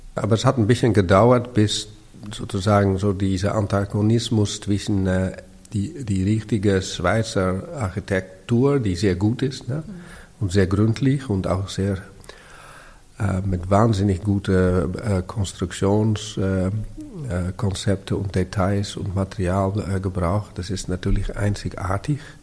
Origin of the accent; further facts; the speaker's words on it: Amsterdam, North Holland, Netherlands; German is a second language; moved away as an adult; also born or lived in Berlin; meine Jugend in Amsterdam im Zentrum